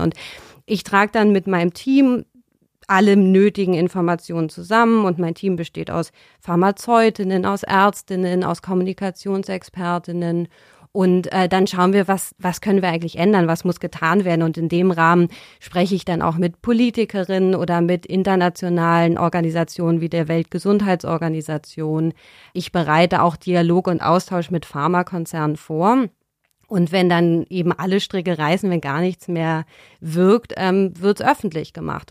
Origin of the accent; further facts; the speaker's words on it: Berlin, Germany; bin ich in Berlin aufgewachsen